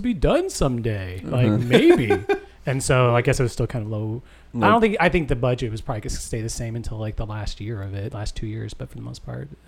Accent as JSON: {"language": "English", "town": "Evansville", "region": "Indiana", "country": "United States", "said": "I'm from Evansville, Indiana"}